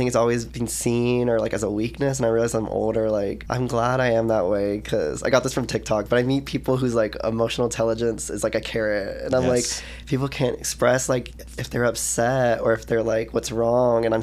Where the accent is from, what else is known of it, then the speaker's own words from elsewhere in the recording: Texas, United States; growing up in Texas